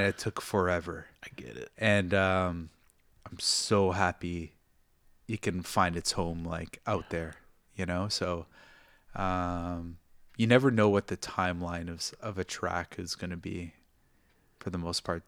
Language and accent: English; Toronto, Ontario, Canada; now in Japan; growing up in Toronto, you grow up with the different cultures.